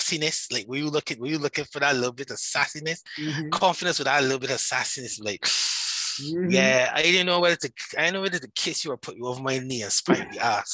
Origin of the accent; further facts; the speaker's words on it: Barbados; accent: Barbadian; I am Barbadian. I live in Barbados. All like right now, I'm in Barbados. So that's where my accent comes from. And that's where the Bajan is. We call ourselves Bajans here.